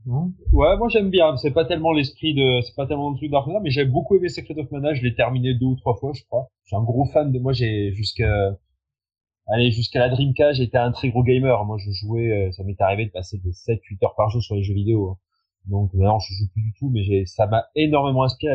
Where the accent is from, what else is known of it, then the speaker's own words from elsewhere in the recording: France; on est français, parce qu'on chante en français